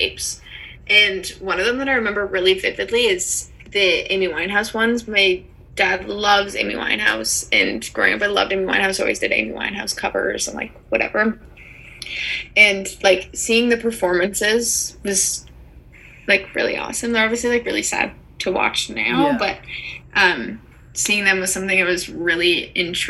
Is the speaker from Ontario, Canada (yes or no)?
yes; Toronto, Ontario, Canada; Growing up in Toronto